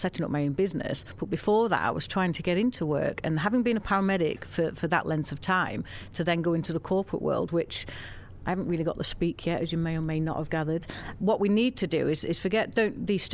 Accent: Wigan, North West England, United Kingdom; I was from Lancashire. I'm from Wigan, actually.

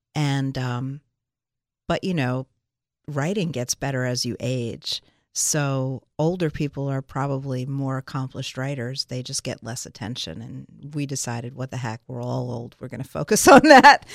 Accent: Philadelphia, Pennsylvania, United States; also born or lived in Los Angeles, United States; now in Milton, United States; we're from Philadelphia and Pittsburgh. We're uh, me, Philly, Dave, Pittsburgh

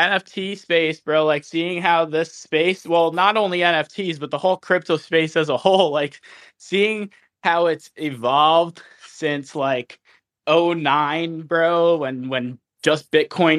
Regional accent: New Jersey, United States; moved away; I'm originally from Jersey

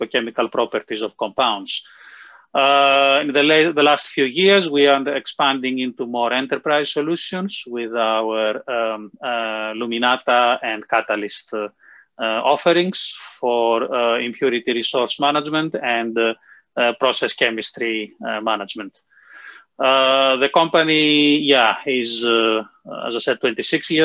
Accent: Greece; moved away as an adult; also born or lived in United Kingdom / Darmstadt, Germany; now in Oxford, United Kingdom; I was actually born in the UK, but then my parents decided to move to Greece, so I grew up in Greece.

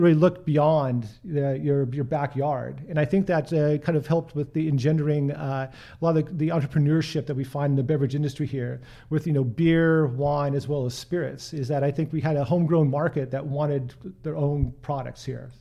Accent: Portland, Oregon, United States; I was born and raised here in Portland

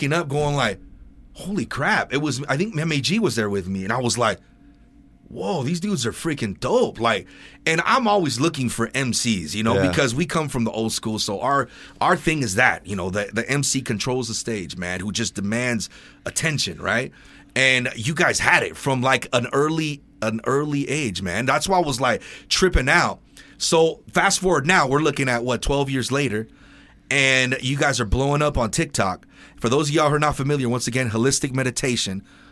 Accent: Ventura, California, United States; growing up in Ventura, I've met so many different people from different walks of life.

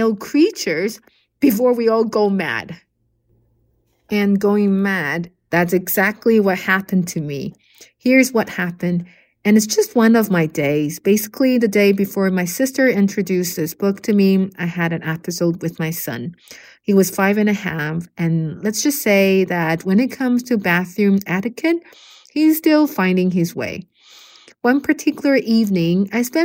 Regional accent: Taiwan; moved away as an adult; also born or lived in Japan / Norway / United Kingdom / United Arab Emirates; now in Saudi Arabia; I was born and raised in Taiwan until I turned 18

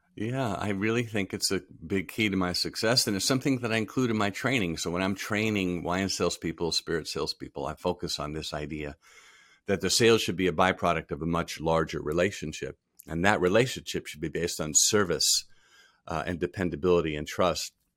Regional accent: Rhode Island, United States; moved away as an adult; also born or lived in Texas / Providence; now in Covington, United States; I grew up in Rhode Island. I grew up in the southern part of the state on the beaches.

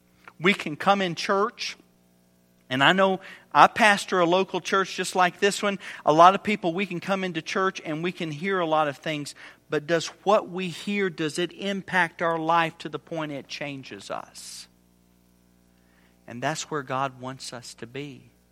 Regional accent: Indiana, United States; Well, we're from Indiana. You know anything about Indiana? We've got the best basketball in the country.

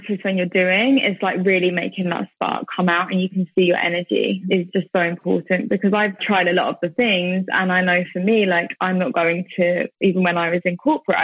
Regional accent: United Kingdom; moved away as an adult; also born or lived in Thailand; being back home, and especially I'm in my hometown at the moment

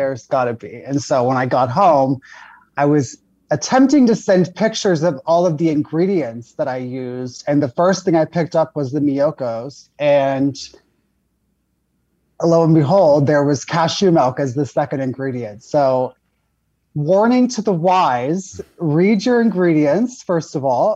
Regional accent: Florida, United States; I grew up in Florida.

